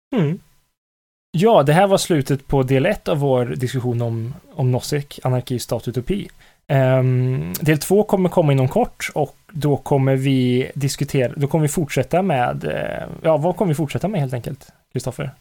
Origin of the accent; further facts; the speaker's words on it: Karlstad, Värmland, Sweden; jag kommer från Karlstad